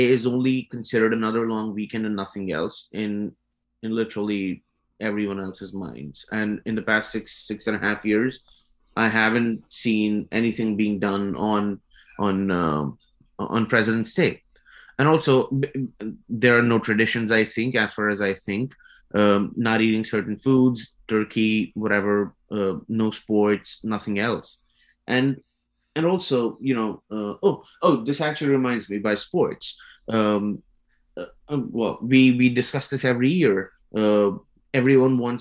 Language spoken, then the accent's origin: English; India; moved away as an adult; now in United States; I come from India